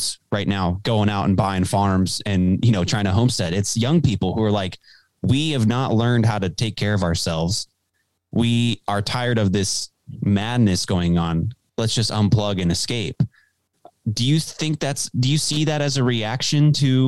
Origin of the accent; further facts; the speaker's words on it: Dallas, Texas, United States; also born or lived in Illinois / New Jersey; I was born and raised in Dallas, Texas, just like Alex Stein.